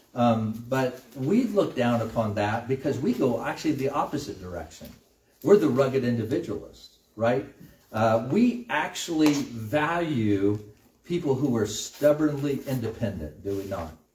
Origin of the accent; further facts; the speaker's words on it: United States; as American Christians